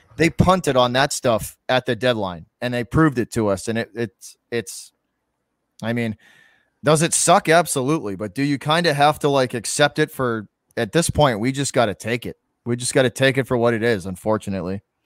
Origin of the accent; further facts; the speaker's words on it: Massachusetts, United States; also born or lived in Boston; I'm from Massachusetts